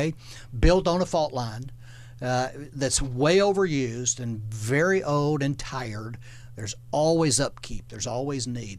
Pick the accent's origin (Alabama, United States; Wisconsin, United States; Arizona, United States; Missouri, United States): Alabama, United States; Florence; I live in the Shoals area, back in my hometown